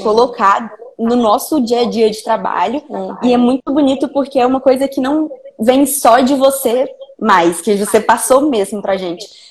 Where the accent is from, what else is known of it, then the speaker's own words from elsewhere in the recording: Belo Horizonte, Minas Gerais, Brazil; now in Vitória, Brazil; eu sou mineira de Belo Horizonte, originalmente. Atualmente moro em Vitória, no Espírito Santo